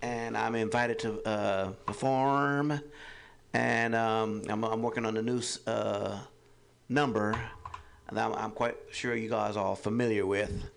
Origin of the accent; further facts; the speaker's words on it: Los Angeles, California, United States; now in Oakland, United States; I'm originally from Los Angeles, born and raised